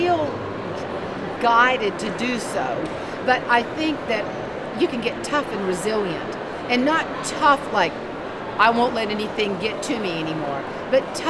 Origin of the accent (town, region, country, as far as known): the Deep Fried South, United States; born or raised there